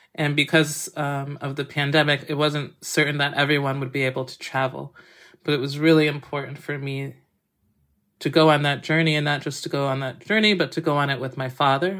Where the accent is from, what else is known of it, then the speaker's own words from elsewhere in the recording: Massachusetts, United States; where I grew up in Massachusetts